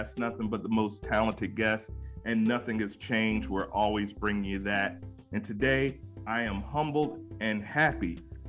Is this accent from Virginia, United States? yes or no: yes; Virginia, United States; I'm from VA